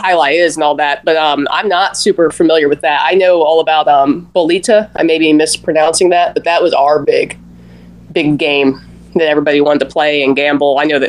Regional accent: Tampa, Florida, United States; every time I tell somebody I'm from Tampa and I'm a runner, they're just like, oh my God, you must love Bayshore.

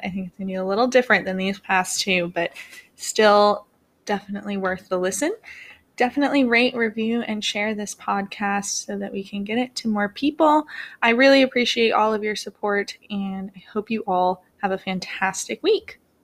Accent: Vermont, United States; moved away; I grew up in Vermont

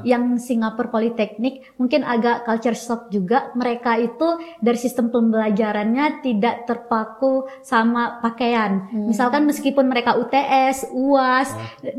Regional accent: West Aceh, Indonesia; moved away as an adult; also born or lived in Yogyakarta / Kalimantan; aku asalnya dari Aceh Barat

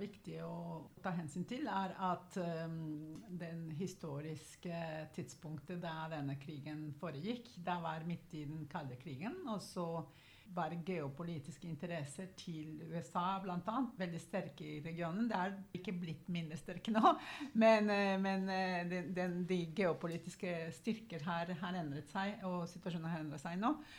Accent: Guatemala; now in Oslo, Norway; jeg kommer opprinnelig fra Guatemala

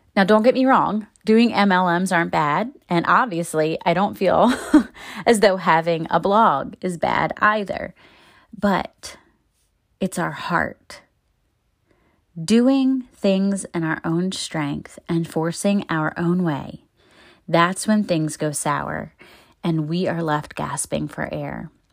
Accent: Baltimore, Maryland, United States; moved away as an adult; my thirty-two years in my hometown

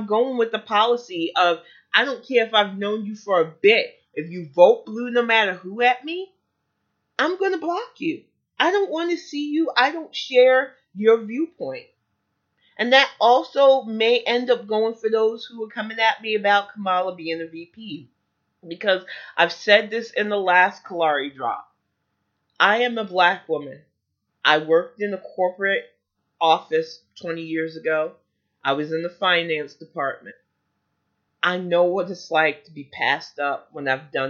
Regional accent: United States

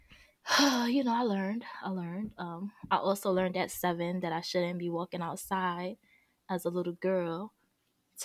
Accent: New York City, New York, United States; I'm from Brooklyn, Williamsburg, to be exact

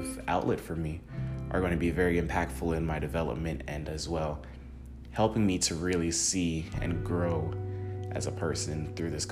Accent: Jamaica; also born or lived in United States; now in Tennessee, United States; I'm from Jamaica. I was born there and raised there. I moved to the United States when I was young.

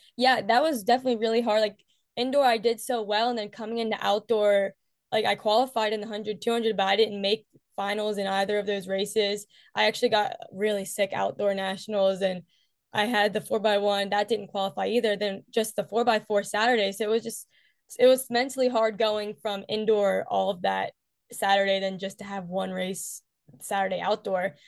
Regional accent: West Virginia, United States; I'm from West Virginia

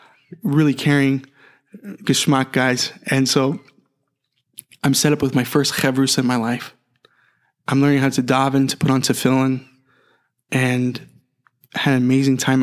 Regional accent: Phoenix, Arizona, United States; moved away as an adult; growing up in Phoenix

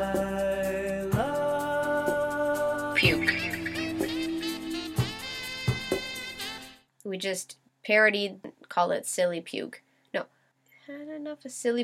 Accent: Canada; I'm a Canadian Scorpio

